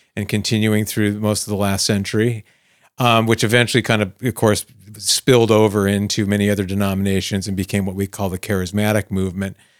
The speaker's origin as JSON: {"language": "English", "region": "Arizona", "country": "United States", "tie": "born or raised there", "said": "my life as a teenager growing up in Arizona"}